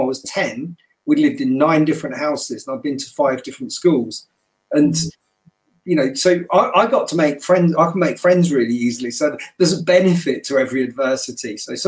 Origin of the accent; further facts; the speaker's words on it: New Cumnock, Scotland, United Kingdom; also born or lived in Nottingham; my mother came down to Nottingham and then she took me back to Scotland with her. And so, when she went back to Scotland in 69, I was the only coloured kid in the village, in this little mining village in the west coast of Scotland, which was called Newcunluck